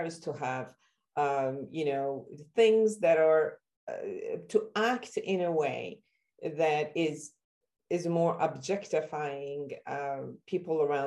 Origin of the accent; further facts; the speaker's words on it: Iran; moved away; originally I'm from Iran